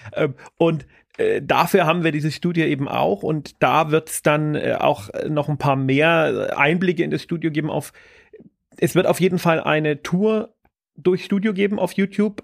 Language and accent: German; Bavaria, Germany; bei uns in Bayern